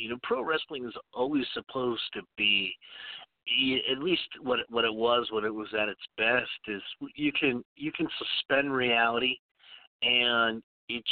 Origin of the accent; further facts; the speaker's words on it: Norwalk, Connecticut, United States; moved away; also born or lived in South Carolina; I grew up in Norwalk, right on Long Island Sound